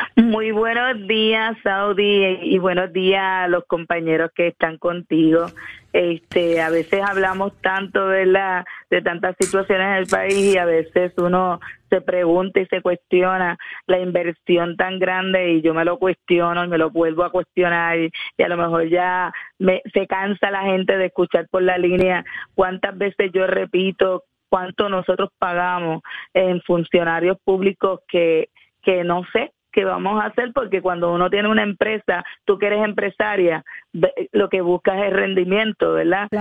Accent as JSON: {"language": "Spanish", "country": "Puerto Rico"}